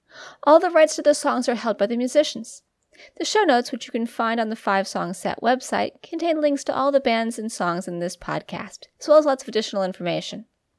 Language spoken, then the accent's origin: English; Albacete, Castilla-La Mancha, Spain; born there; English is a second language